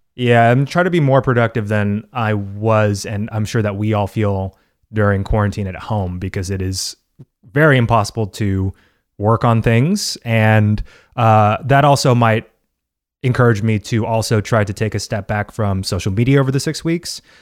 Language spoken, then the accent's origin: English; United States; as an American